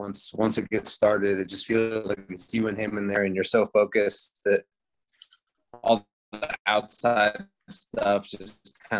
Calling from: Woodland, California, United States; I'm in Woodland, California.

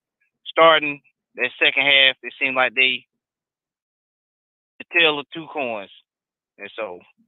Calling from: North Carolina, United States; from North Carolina.

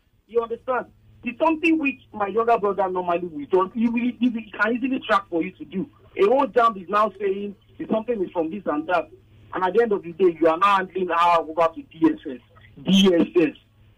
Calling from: Egbeda, Lagos, Nigeria; I'm calling from Egbeta.

